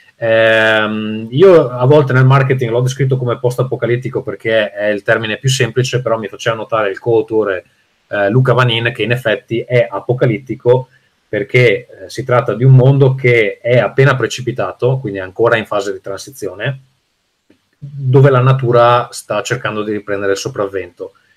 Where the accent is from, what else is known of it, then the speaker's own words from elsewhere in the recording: Veneto, Italy; compagnia di giovani designer veneti, che è come me